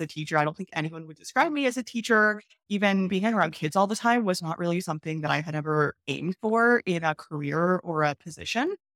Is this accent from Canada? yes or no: yes; Canada; moved away as an adult; also born or lived in China; I'm from Canada